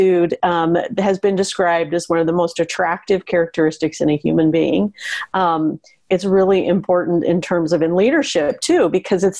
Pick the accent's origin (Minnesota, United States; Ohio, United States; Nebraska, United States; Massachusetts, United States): Nebraska, United States; Western; when I was a girl growing up in Western Nebraska